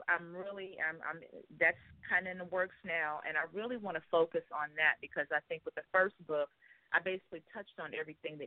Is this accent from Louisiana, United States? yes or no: no; Chicago, Illinois, United States; I'm from Chicago, born and raised in the Chi